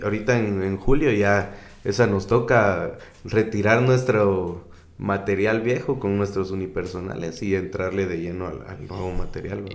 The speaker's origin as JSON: {"language": "Spanish", "country": "Guatemala", "said": "aquí como en, Guate, como comediante guatemalteco"}